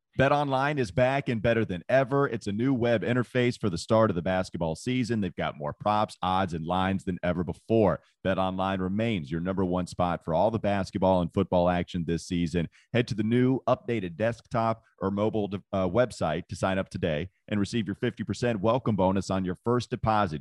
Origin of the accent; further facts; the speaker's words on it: Claremont, North Carolina, United States; growing up around Hickory, Claremont, North Carolina